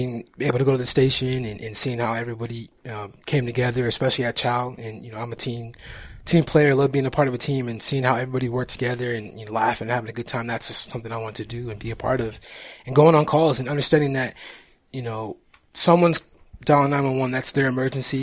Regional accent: Phoenix, Arizona, United States; born and raised in Phoenix, Arizona

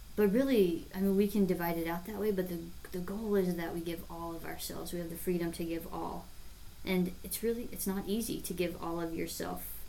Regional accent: David City, Nebraska, United States; I grew up in David City, Nebraska

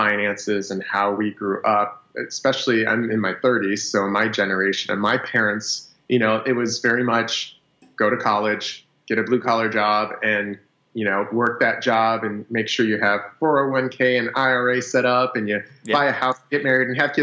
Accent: New York, United States; now in Los Angeles, United States; I'm Sicilian from New York.

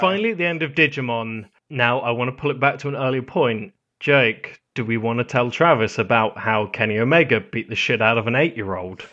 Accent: United Kingdom; I'm British

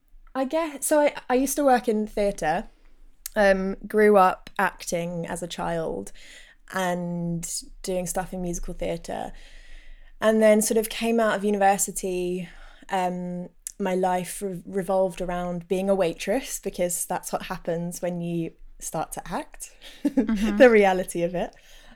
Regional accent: London, United Kingdom; And actually people that I knew from growing up in North London, one guy in particular commented once

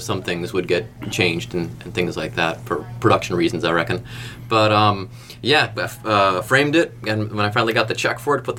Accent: Cleveland, Ohio, United States; now in Cincinnati, United States; growing up in Cleveland, we listened to CKLW from across the lake in Detroit.

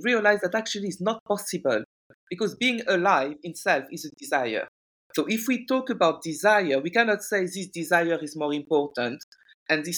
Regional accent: France; moved away as an adult; also born or lived in Guinea; now in United Kingdom; I'm originally from Guinea-Conakry. I speak French. I was brought up in France.

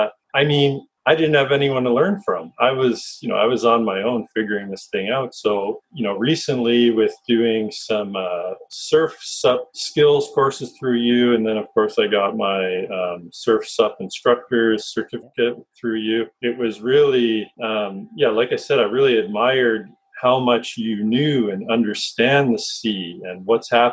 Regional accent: Ontario, Canada; a Canadian and growing up in this small town

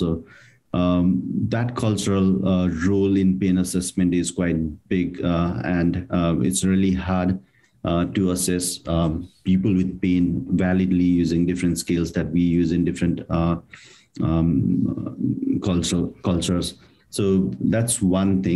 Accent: Nepal; moved away as an adult; also born or lived in India / New Zealand; now in Australia; although I'm from Nepal, I did my degree from India

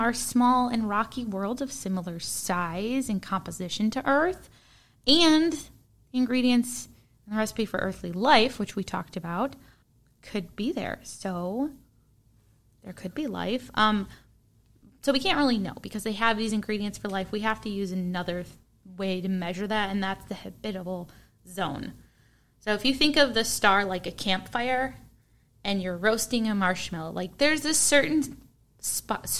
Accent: Midwest, United States; accent: Midwestern

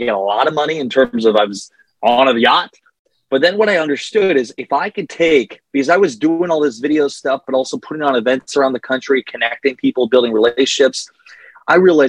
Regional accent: Northeast Iowa, United States; I grew up in Northeast Iowa

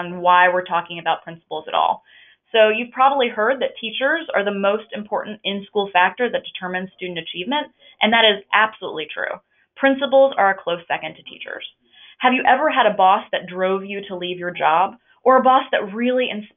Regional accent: North Carolina, United States; moved away as an adult; now in Washington, D.C., United States; I'm from North Carolina

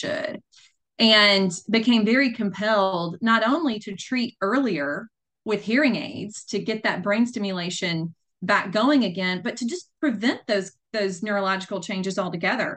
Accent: Grenada, Mississippi, United States; I was born and raised in Grenada, Mississippi, which is about 90 miles south of Memphis, Tennessee.

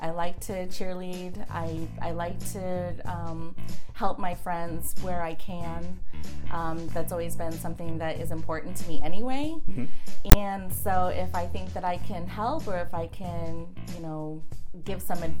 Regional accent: Colorado, United States; also born or lived in Orlando, United States / Connecticut, United States; When I was quite a bit younger, and then third grade, moved to Colorado, spent the majority of my childhood in Colorado.

